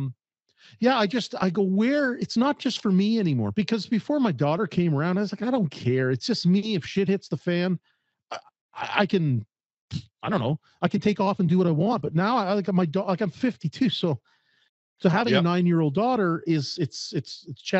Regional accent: Canada; also born or lived in Calgary, Alberta; as a Canadian

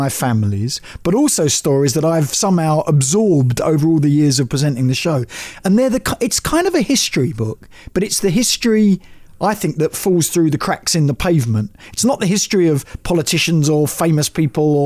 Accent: London, United Kingdom; growing up in Northwest London as I did

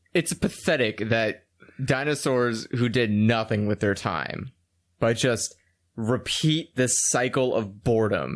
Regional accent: United States; I am an American

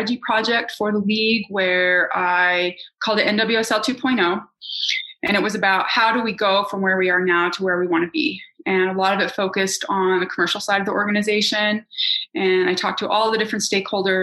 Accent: Salt Lake City, Utah, United States; moved away; also born or lived in New York City; when I grew up in Utah, I didn't have any professional women in my orbit

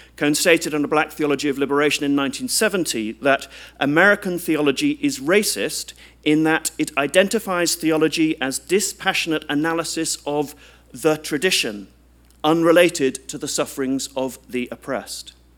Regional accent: United Kingdom; as a British citizen

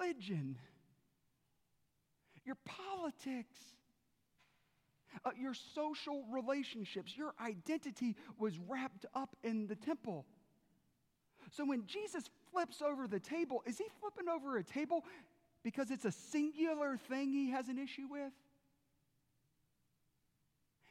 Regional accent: South Carolina, United States; I grew up in South Carolina

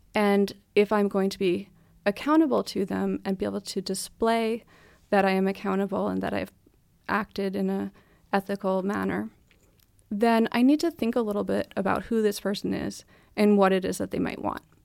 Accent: United States; now in Denmark; I'm American, here I am in Denmark

